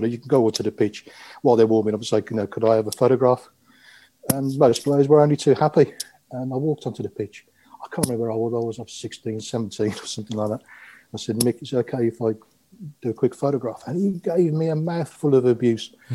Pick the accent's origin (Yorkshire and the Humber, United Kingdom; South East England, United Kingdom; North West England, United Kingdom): South East England, United Kingdom; Aylesbury; English is a second language; also born or lived in Croatia; I was born in Croatia, as it was then, the former Yugoslavia, and came over when I was, crikey, I was six years old. And um, we moved to Aylesbury.